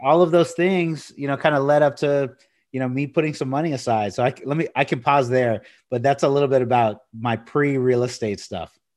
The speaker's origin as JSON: {"language": "English", "town": "Corpus Christi", "region": "Texas", "country": "United States", "tie": "born or raised there", "said": "I grew up in Corpus Christi, uh, near the beach"}